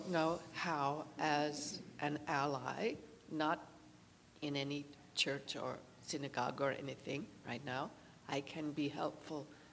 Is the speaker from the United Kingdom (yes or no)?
no; Pakistan; now in Rancho Cucamonga, United States; I grew up in Pakistan